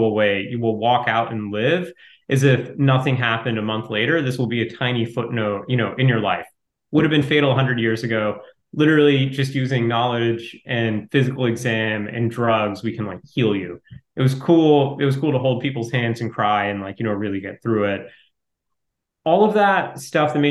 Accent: Ohio, United States; I grew up in Ohio

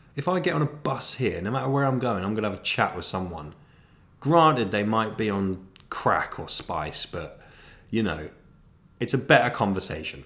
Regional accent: South of England, United Kingdom; now in Manchester, United Kingdom; I'm from the South. But I would like to clarify, I'm now a northerner.

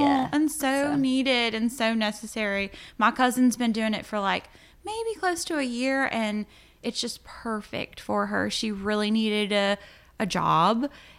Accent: Powhatan, Virginia, United States; also born or lived in Richmond, Virginia; I'm super proud of my hometown. I love it here, but I did grow up in the country and across from a cow farm in the woods.

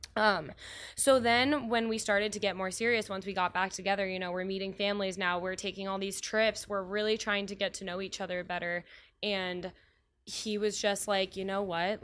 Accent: Cincinnati, Ohio, United States; moved away as an adult; also born or lived in Indiana; now in Chicago, United States; I am from Cincinnati, and I, um, went to school there

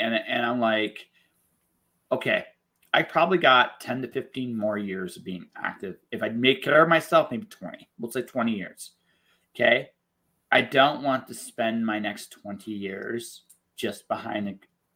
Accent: London, Ontario, Canada; now in Calgary, Canada; when I grew up in London, Ontario

